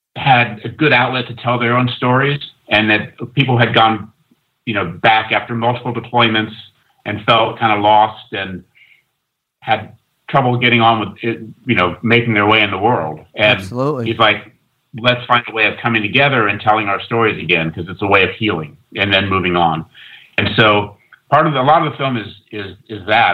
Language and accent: English; West Coast, United States; moved away as an adult; also born or lived in London; I grew up on the West Coast and went to London